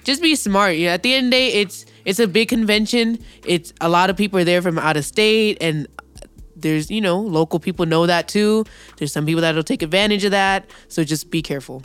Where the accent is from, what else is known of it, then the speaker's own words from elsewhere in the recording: California, United States; being a Californian is, quote-unquote, worse than being a minority